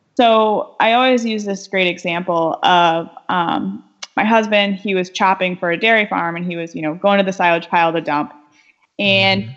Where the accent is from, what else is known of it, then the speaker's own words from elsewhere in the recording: west side of Michigan, United States; I'm originally from Michigan. I grew up on the west side of the state